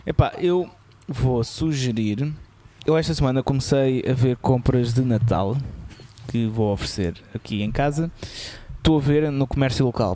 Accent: Lisbon, Portugal; e eu sou de Lisboa

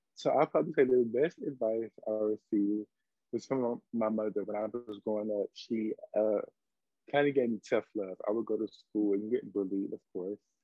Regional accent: Washington, District of Columbia, United States; now in Atlanta, United States; I'm from Washington, D.C., but I currently reside in Atlanta, Georgia.

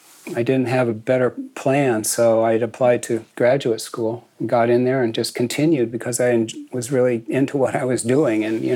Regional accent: San Mateo Peninsula, California, United States; born or raised there; also born or lived in Boston, Massachusetts

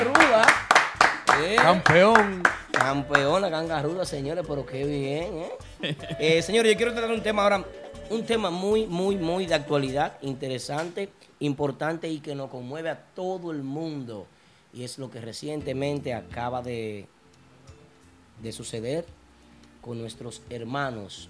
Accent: San José de las Matas, Santiago, Dominican Republic; yo soy del Rubio San José de las Matas, unos kilómetros más allá

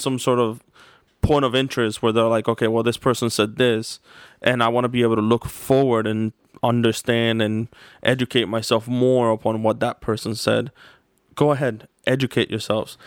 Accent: United States; I am an American

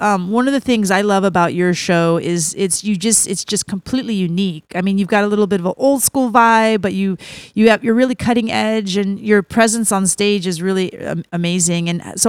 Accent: San Francisco, California, United States; also born or lived in Sonoma County, California; I grew up in San Francisco in the 70s and 80s and then up right. here in mm-hmm. Sonoma County.

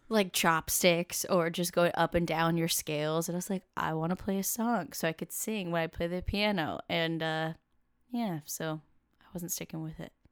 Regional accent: Camas, Washington, United States; I grew up in Camas, Washington, which is right next to Vancouver, Washington, and across the river from Portland, Oregon

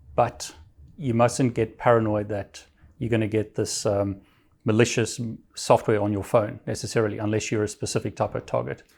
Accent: South Africa; moved away; I'm from South Africa originally

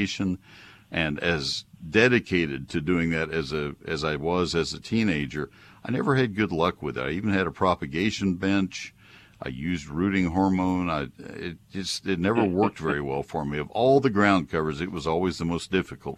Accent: College Station, Texas, United States; also born or lived in Ohio; I transferred from Texas A&M, College Station, where I grew up, to Ohio State

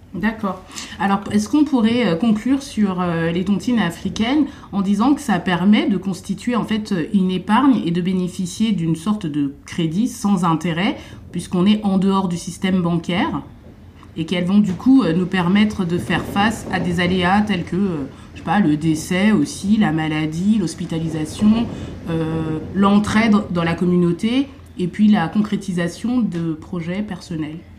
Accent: Cameroon; je suis camerounaise

